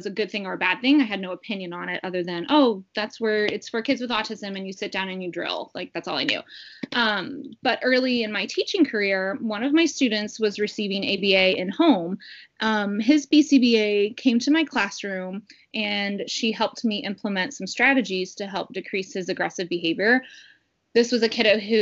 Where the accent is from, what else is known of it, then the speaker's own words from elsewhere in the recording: St. Louis, Missouri, United States; now in Ohio, United States; I am originally from St. Louis